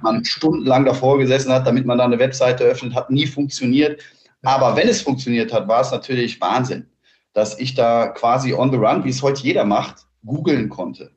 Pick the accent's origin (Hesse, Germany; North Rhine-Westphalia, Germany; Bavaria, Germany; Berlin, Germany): North Rhine-Westphalia, Germany; Cologne; ich bin aus Köln